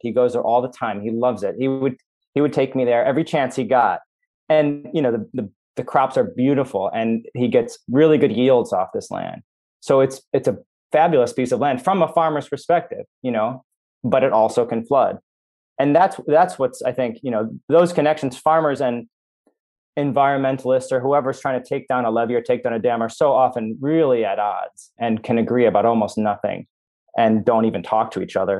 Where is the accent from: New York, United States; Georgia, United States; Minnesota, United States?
Minnesota, United States; I grew up in Minnesota, which is the, the land of ten thousand lakes